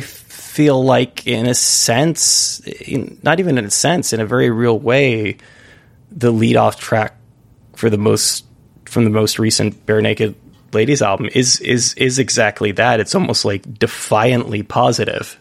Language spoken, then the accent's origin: English; United States; being an American